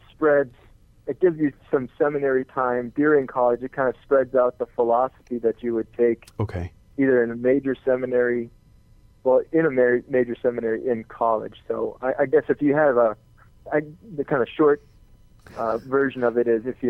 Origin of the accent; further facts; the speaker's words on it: north of the Twin Cities, Minnesota, United States; I grew up north of the cities here in Minnesota, the Twin Cities, St. Yeah. Paul, Minneapolis, up in the woods, kind of.